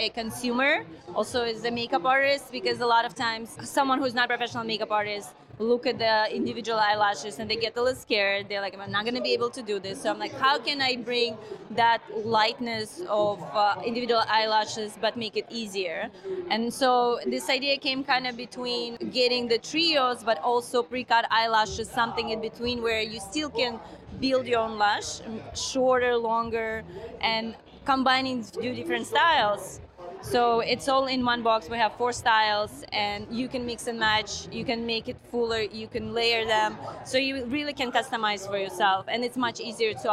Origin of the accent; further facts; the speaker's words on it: Russia; moved away as an adult; now in United States; I'm from Russia originally. I moved here about 13 years ago.